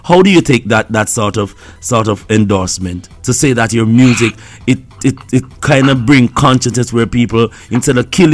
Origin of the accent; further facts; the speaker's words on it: Jamaica; I'm a Jamaican